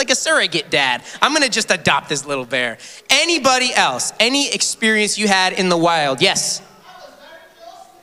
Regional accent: Massachusetts, United States; moved away; also born or lived in Phoenix, Arizona; I am originally from Massachusetts.

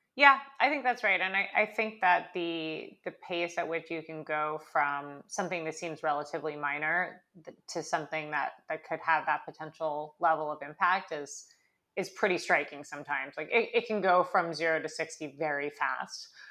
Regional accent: California, United States; moved away as an adult; now in New York, United States; I grew up in California, I went to school in New York, I'm mostly a New Yorker at this point

